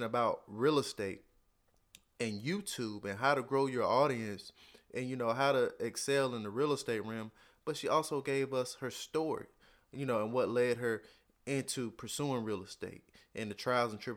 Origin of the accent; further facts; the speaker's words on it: North Carolina, United States; I'm from North Carolina